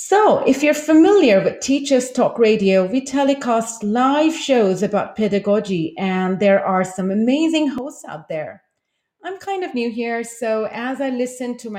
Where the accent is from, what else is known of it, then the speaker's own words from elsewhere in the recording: India; moved away as an adult; now in Taipei, Taiwan; I am from India and have lived in East Asia for the past two decades